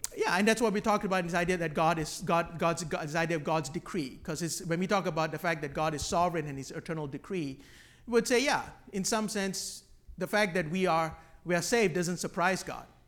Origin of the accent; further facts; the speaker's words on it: Malaysia; I grew up on Hillsong music in Malaysia